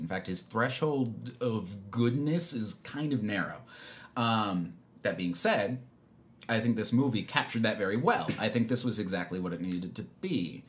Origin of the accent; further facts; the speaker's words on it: South Florida, United States; I'm from South Florida